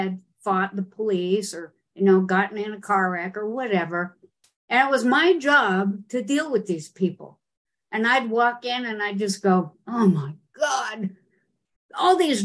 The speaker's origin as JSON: {"language": "English", "region": "Utah", "country": "United States", "tie": "born or raised there", "said": "I grew up in Utah"}